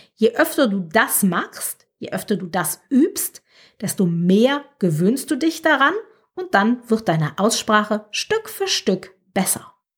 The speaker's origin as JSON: {"language": "German", "country": "Germany", "accent": "German", "moved": "as an adult", "lives_now": "France", "said": "Ich habe einen starken deutschen Akzent."}